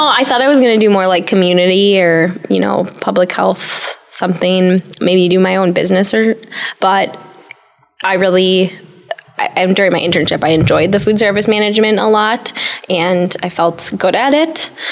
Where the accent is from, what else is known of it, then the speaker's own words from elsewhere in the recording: Sheboygan, Wisconsin, United States; also born or lived in Milwaukee, Wisconsin; I found a job actually in my hometown area, Sheboygan, Wisconsin